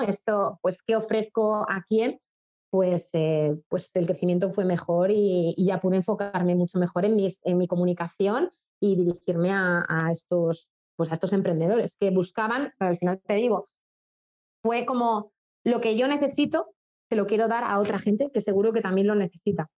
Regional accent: Spain; moved away as an adult; also born or lived in China; somos españoles

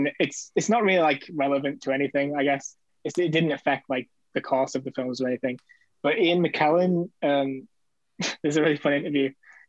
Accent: United Kingdom; being a Brit

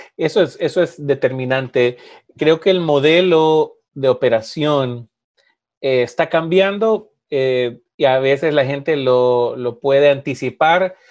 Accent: Honduras; cuando yo estaba creciendo, obviamente en Honduras

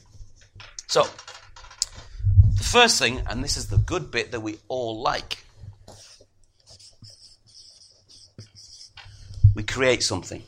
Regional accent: Middlesbrough, North East England, United Kingdom; moved away; I'm originally from Middlesbrough

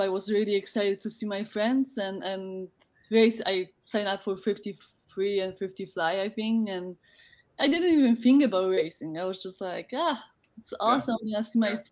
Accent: Poland; English is a second language; moved away as an adult; also born or lived in United States; I decided to to um, to leave my my home uh, city

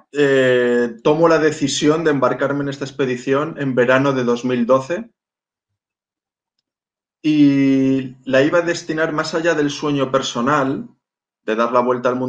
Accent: Málaga, Andalusia, Spain; born there; Nací en Málaga, soy hijo de marino, he vivido eh, a lo largo de mi vida en más de 20 lugares diferentes

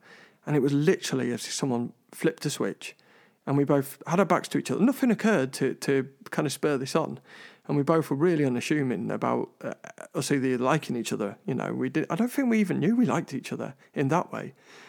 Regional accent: London, United Kingdom; I'm originally from London

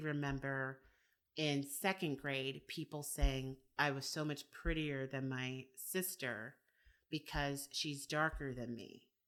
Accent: United States; I am American

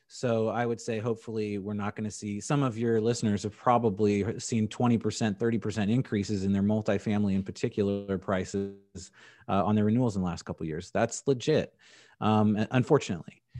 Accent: Indianapolis, Indiana, United States; also born or lived in San Diego, California; I'm from San Diego, California, and then my parents moved me to Indianapolis for middle school and high school

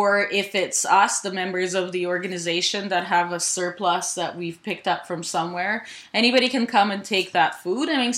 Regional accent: Ukraine; now in Canada; I grew up in Ukraine.

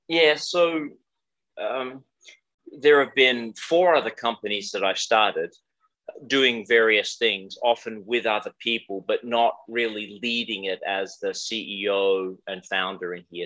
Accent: Australia; moved away as an adult; also born or lived in Iowa, United States; now in United States; I'm Australian originally.

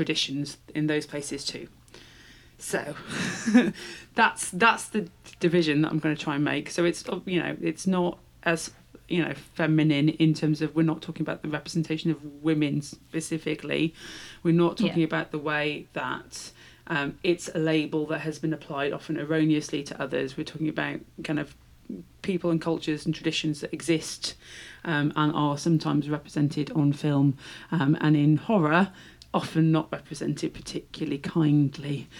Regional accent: Shropshire, West Midlands, United Kingdom; I'm from Shropshire

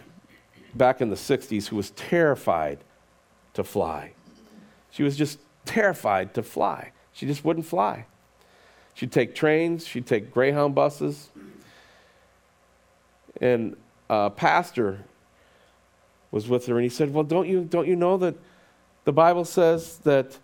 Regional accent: United States; as American Christians in 2022

